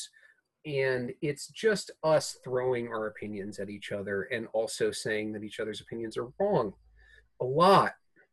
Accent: New York City, New York, United States; moved away; also born or lived in New Orleans / San Francisco; I grew up in New York City

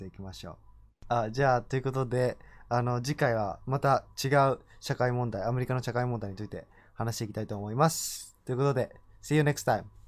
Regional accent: Japan; moved away as an adult; now in United States; 日本で生まれ育った僕としては

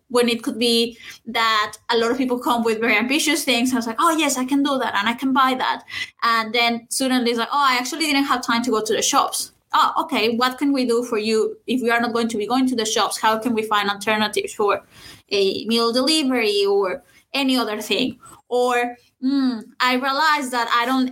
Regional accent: Saltillo, Coahuila, Mexico; my hometown in Saltillo, which is in Mexico.

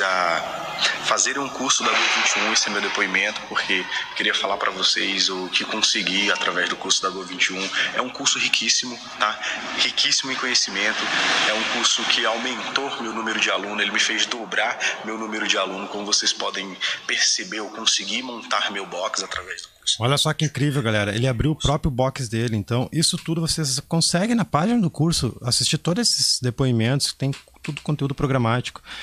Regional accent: interior of Maranhão, Brazil; Sou do interior do Maranhão

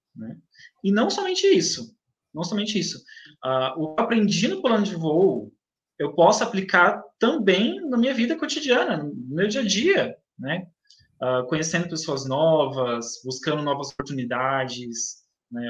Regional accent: Itaquaquecetuba, São Paulo, Brazil; Nasci em São Paulo, ah, mas cresci aqui na cidade de Itacoaquecetuba

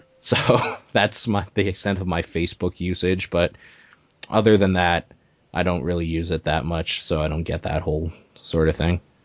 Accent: Canada; I am Canadian

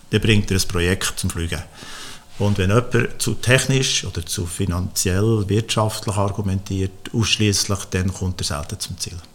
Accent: Switzerland; ich bin in der Schweiz aufgewachsen.

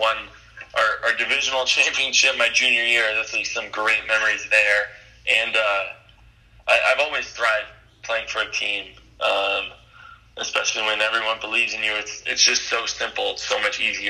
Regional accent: Long Beach, California, United States; growing up in Southern California

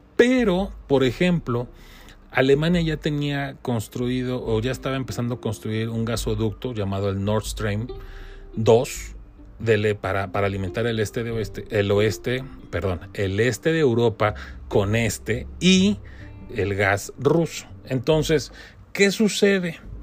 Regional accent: Mexico; como mexicanos

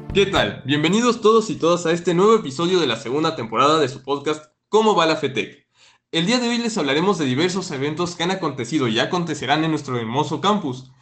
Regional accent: Mexico; debemos estar orgullosos como mexicanos

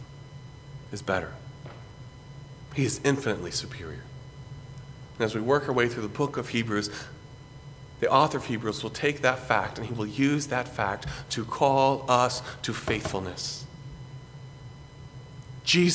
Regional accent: Greenville, South Carolina, United States; where I grew up in Greenville, South Carolina

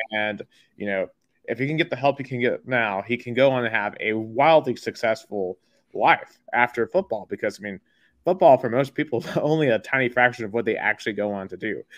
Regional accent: Tennessee, United States; I'm from Tennessee

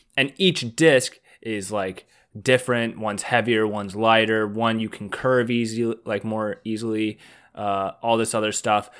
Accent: Baltimore, Maryland, United States; I'm from Baltimore

